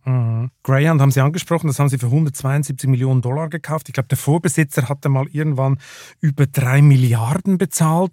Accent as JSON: {"language": "German", "region": "Lucerne", "country": "Switzerland", "tie": "born or raised there", "moved": "yes", "lives_now": "Germany", "said": "meiner Heimatstadt Luzern"}